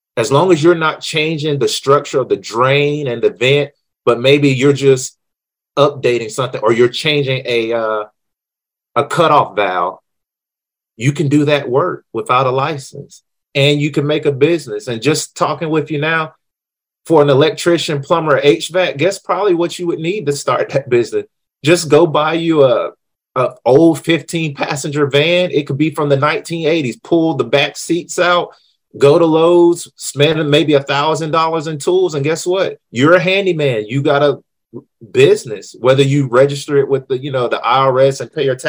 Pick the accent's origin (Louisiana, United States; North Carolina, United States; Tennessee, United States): North Carolina, United States; I'm from North Carolina